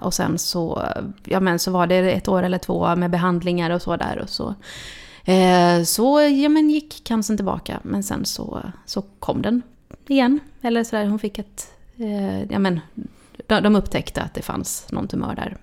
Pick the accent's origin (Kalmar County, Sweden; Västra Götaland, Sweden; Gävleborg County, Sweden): Västra Götaland, Sweden; Gothenburg; now in Stockholm, Sweden; jag är uppväxt i Tuve